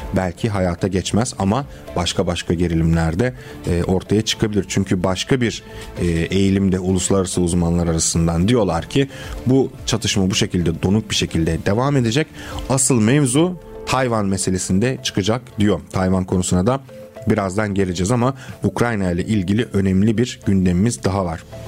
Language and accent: Turkish; Constanța, Constanța County, Romania; moved away; Köstence benim de memleketimdir